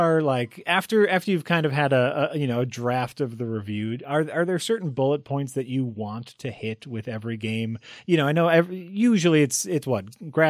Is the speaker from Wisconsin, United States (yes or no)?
yes; Wisconsin, United States; accent: Wisconsin; That's deep Wisconsin. That's my deep Wisconsin accent right there.